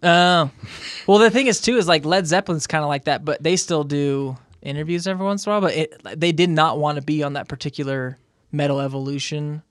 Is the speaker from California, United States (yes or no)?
yes; Southern California, United States; now in Salt Lake City, United States; growing up in Southern California